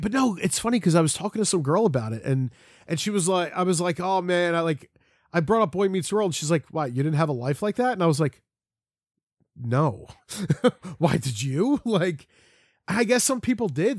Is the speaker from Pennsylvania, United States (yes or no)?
yes; Collingdale, Pennsylvania, United States; also born or lived in Folsom, Pennsylvania; I say I'm from Philly, or, or if I was there, I live right outside of Philly